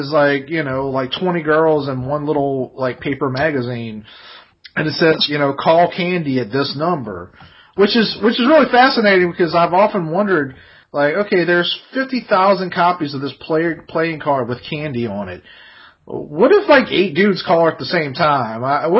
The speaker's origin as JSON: {"language": "English", "town": "New Orleans", "region": "Louisiana", "country": "United States", "said": "she said, oh, you're from New Orleans?"}